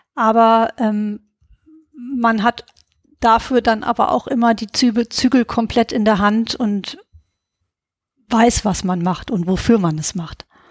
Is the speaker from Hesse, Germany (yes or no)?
yes; Giessen, Hesse, Germany; moved away as an adult; also born or lived in Berlin; geboren und aufgewachsen bin ich in Gießen.